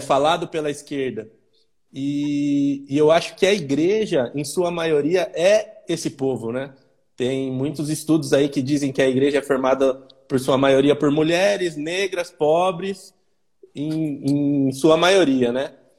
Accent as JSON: {"language": "Portuguese", "town": "Campinas", "region": "São Paulo", "country": "Brazil", "said": "eu sou de Campinas, São Paulo"}